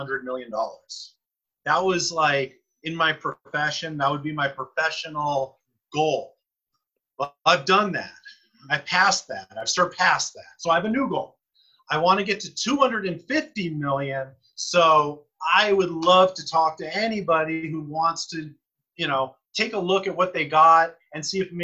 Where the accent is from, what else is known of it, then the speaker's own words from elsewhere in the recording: Los Angeles, California, United States; I grew up in Tarzana